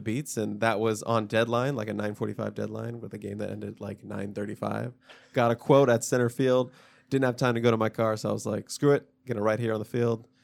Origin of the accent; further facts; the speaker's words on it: Laurel, Maryland, United States; I was born in Laurel, Maryland.